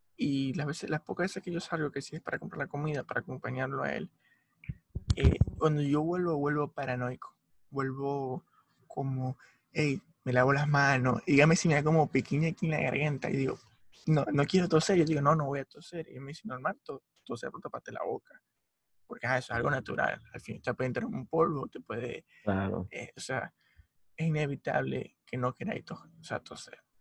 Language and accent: Spanish; Maracaibo, Zulia, Venezuela; Como buen maracucho